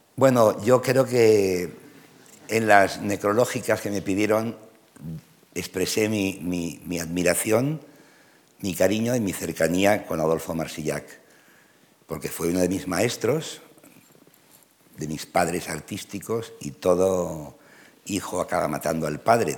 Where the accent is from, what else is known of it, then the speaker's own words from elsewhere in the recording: Catalonia, Spain; first language Spanish; also born or lived in Madrid; soy profundamente catalán, enteramente español